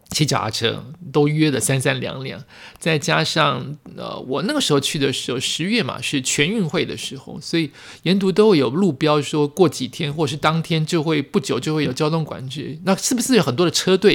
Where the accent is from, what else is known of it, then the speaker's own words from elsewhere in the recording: New Taipei, Taiwan; 或者是因为这是我的家乡，所以特别有感觉。我本来以为我走家乡这一段会。拍拍不到什么东西，因为都熟悉。